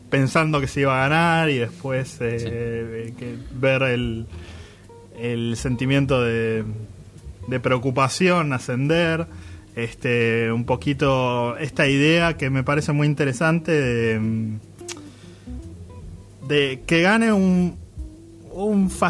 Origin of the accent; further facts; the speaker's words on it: United States; pero yo, yo, soy estadounidense, digamos.